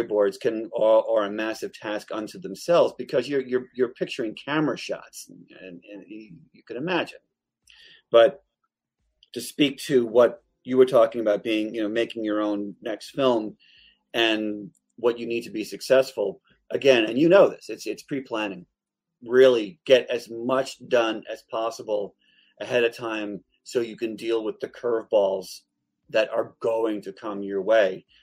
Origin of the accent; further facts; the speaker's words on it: Long Island, New York, United States; I grew up in Long Island, New York. We butcher the English language.